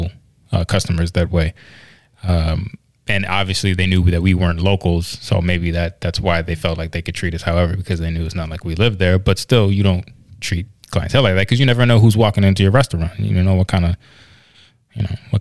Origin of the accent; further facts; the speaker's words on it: Virginia, United States; I'm actually from Virginia, though. My dad's from Union County.